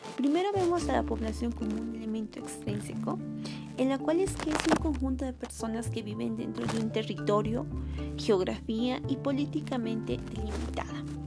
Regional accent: Bolivia; nosotros los bolivianos

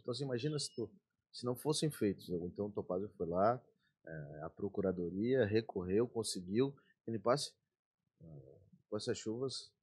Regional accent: Florianópolis, Santa Catarina, Brazil; also born or lived in Brasília; eu nasci em Brasília, e com um ano de idade, quando Pedro Ivo, é, ganhou o governo do estado, é, sendo vice, o Cassius Maldonado, a gente veio pra Floripa.

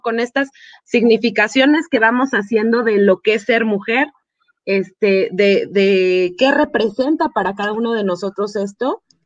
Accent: Mexico; estamos muy acostumbrados como sociedad mexicana

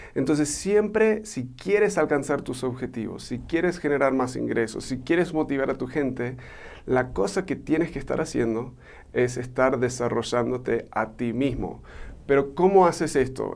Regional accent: Argentina; born or raised there; also born or lived in United States; now in Mexico

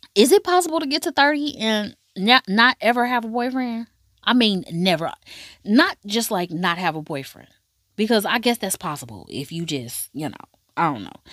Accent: United States; I'm from America

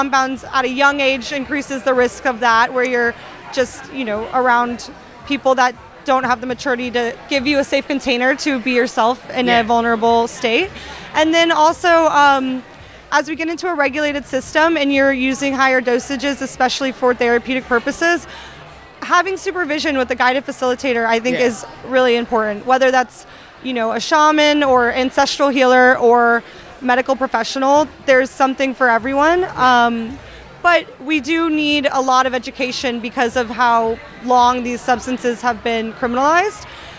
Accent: Florida, United States; I grew up in Florida for a time

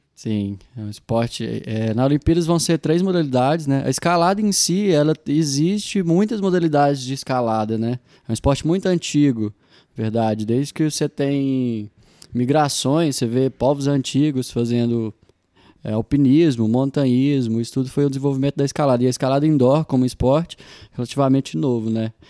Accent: Coromandel, Minas Gerais, Brazil; now in Uberlândia, Brazil; sou de Coromandel, moro aqui em Uberlândia tem alguns anos.

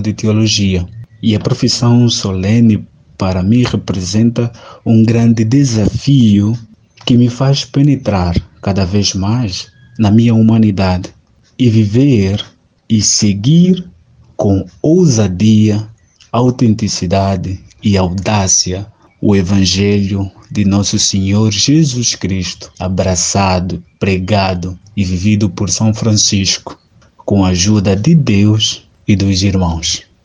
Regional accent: Angola; now in Petrópolis, Brazil; de Angola

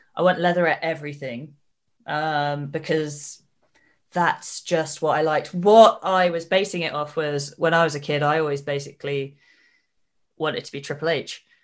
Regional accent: Cornwall, South West England, United Kingdom; I am from Cornwall, because I speak Cornish in my promos

